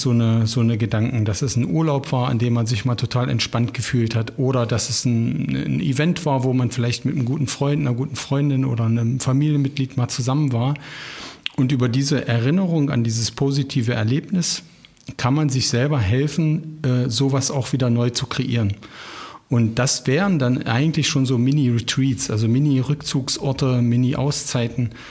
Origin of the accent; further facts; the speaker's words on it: Ilsenburg, Saxony-Anhalt, Germany; du weißt, ich komme ja, oder wir kommen ja beide auch, meine Frau, wir kommen beide aus dem Harz. Und wenn wir dann in dem Ort sind, wo ich geboren bzw. aufgewachsen bin, im kleinen Ilsenburg, dann fahre ich immer eine Ortsrunde.